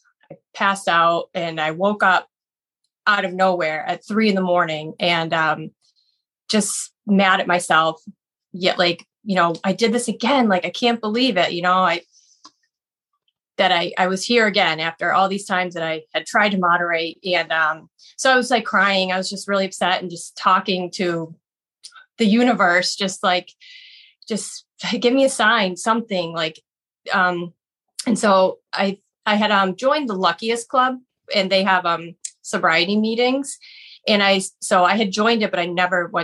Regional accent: Buffalo, New York, United States; moved away as an adult; now in Boston, United States; I've lived here actually 18 years, but I'm originally from Buffalo, New York

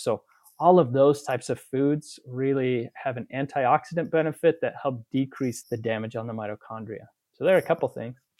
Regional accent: Utah, United States; also born or lived in Chicago / Texas; I'm from Utah

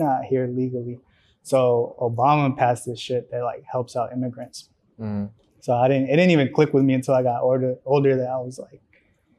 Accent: Riverdale, United States; born or raised there; first language Spanish; English is a second language; also born or lived in Mexico

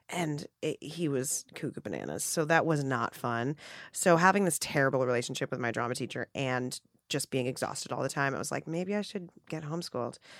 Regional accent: New York City, New York, United States; I grew up in a Hell's Kitchen in Midtown Manhattan

